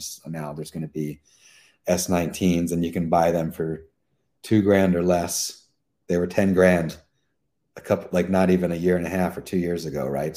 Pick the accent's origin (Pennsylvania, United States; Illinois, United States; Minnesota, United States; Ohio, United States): Pennsylvania, United States; Pennsylvania, which is my home state